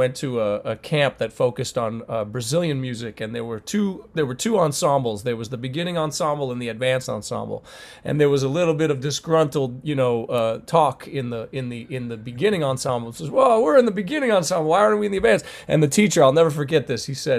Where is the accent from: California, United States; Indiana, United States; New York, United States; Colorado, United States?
New York, United States; Rochester; those are the schools that look like where I grew up in Rochester, New York, in the city.